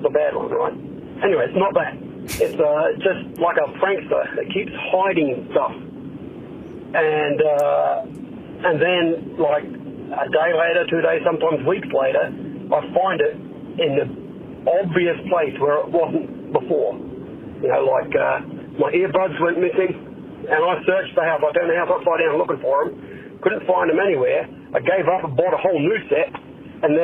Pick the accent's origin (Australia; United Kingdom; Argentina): Australia; now in Fort Wayne, United States; I'm from Australia, but I live in Fort Wayne now.